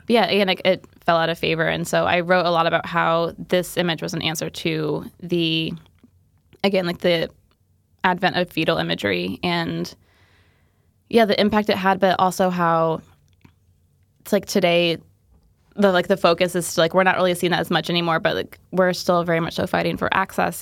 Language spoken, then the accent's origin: English; Indiana, United States; I'm from Indiana